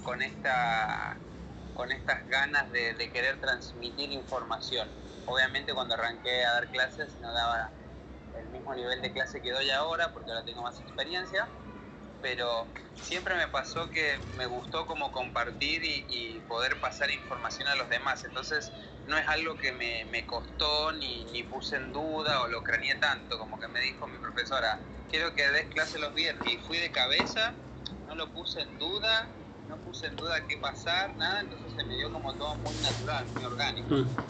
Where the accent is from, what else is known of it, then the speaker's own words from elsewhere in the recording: San Martín, Mendoza, Argentina; Yo soy del este de San Martín